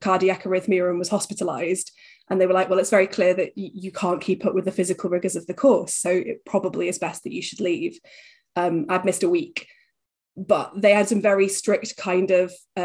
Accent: Huddersfield, Yorkshire and the Humber, United Kingdom; moved away as an adult; I'm originally from Huddersfield in West Yorkshire.

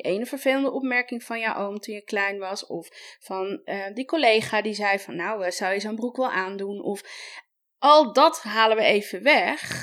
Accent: Amsterdam, North Holland, Netherlands; Ik kom zelf uit Amsterdam en ik werk veel daar eh, met vintage winkels

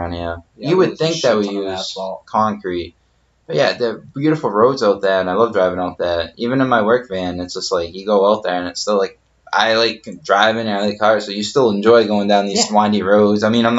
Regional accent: Massachusetts, United States; we're all from Massachusetts.

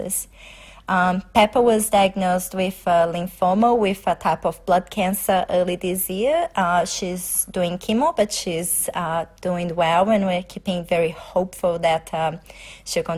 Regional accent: Brazil; moved away as an adult; now in Melbourne, Australia; I'm originally from Brazil, so I have been in Australia for

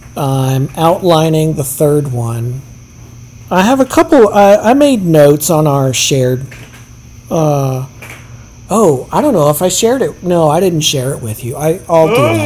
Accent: Herndon, Virginia, United States; moved away; I'm from Herndon, the next town over

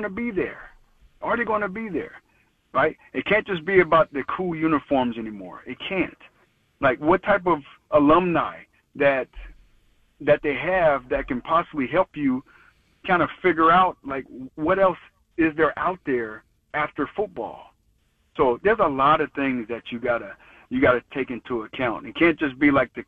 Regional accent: Colorado Springs, Colorado, United States; moved away; when I was growing up from Colorado Springs, I was getting recruited by Tennessee

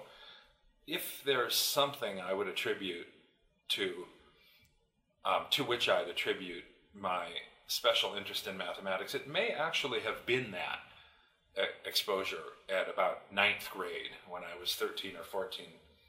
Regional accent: India; moved away as an adult; that's why I and my brother and sister were all born and raised in India. So we went through through grade school and high school in India, and then came back to the United States to go to college or university.

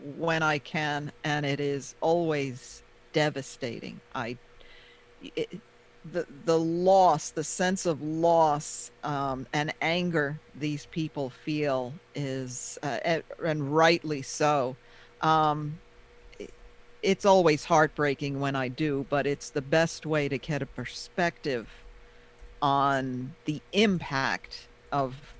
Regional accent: Pearl River, New York, United States; I grew up in Pearl River

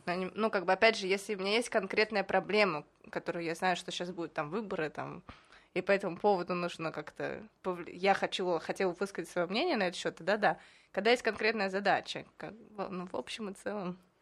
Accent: Moscow, Russia; moved away as an adult; now in Israel; Я еще из Москвы

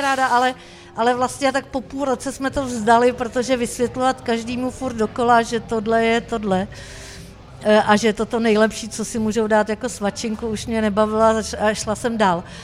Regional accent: Czechia; Ze Sacký, což je 30 km od Prahy

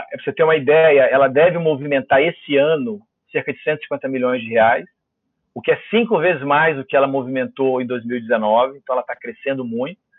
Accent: Vitória, Espírito Santo, Brazil; eu sou capixaba

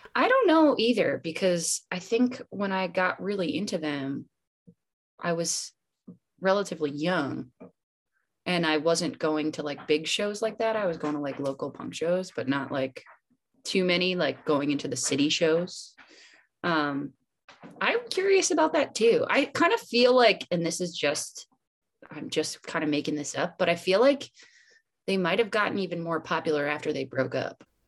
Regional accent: Pocono Mountains, Pennsylvania, United States; born or raised there

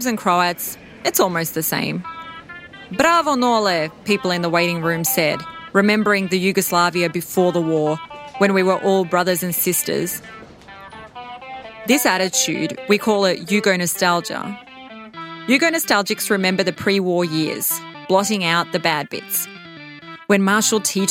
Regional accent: Melbourne, Victoria, Australia; also born or lived in Belgrade, Serbia; In 1988, when I was five, we packed up our apartment and we moved from Belgrade, Serbia to Melbourne, Victoria

